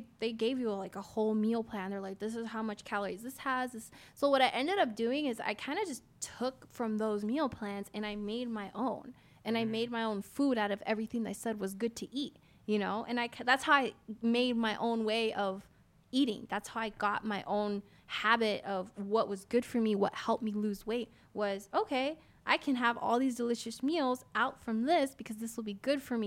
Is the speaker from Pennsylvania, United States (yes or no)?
yes; Pennsylvania, United States; born or raised there; moved away as an adult; now in Las Vegas, United States